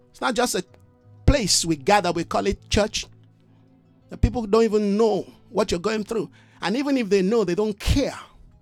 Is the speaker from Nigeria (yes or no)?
yes; Nigeria; I'm a Nigerian, but I am not of Nigeria